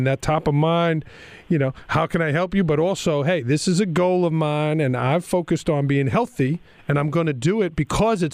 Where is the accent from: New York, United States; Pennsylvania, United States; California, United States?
New York, United States; New York City; where are you from? And I'd say, Staten Island